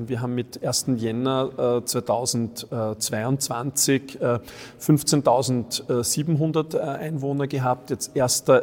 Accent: France; als Franzose muss ich ganz ehrlich sagen, es war wirklich perfekt für mich.

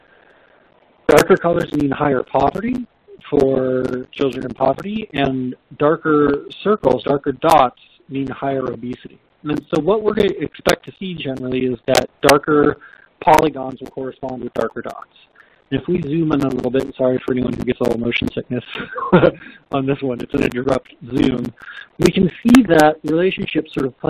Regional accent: Northern California, United States; I'm from Northern California

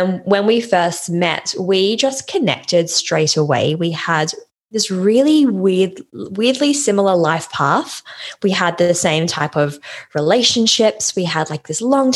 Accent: Australia; moved away as an adult; now in London, United Kingdom; I live in London, as my company name probably gives away, but I'm actually Australian and I moved to London, oh goodness, nearly 4 years ago

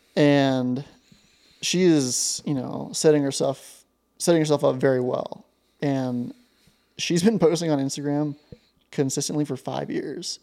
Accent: Ashland, Montana, United States; growing up in Ashland, Montana

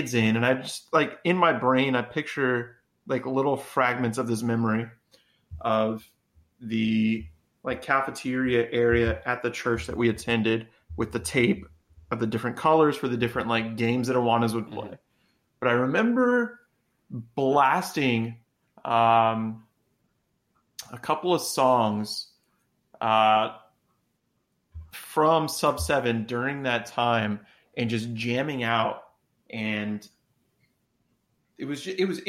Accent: Clovis, New Mexico, United States; it gave me Clovis vibes where we grew up

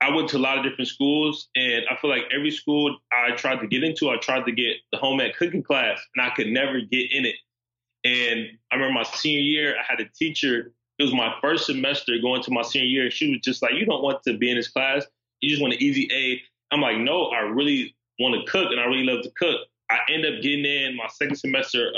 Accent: Los Angeles, California, United States; moved away as an adult; now in Philadelphia, United States; I grew up in South Central Los Angeles

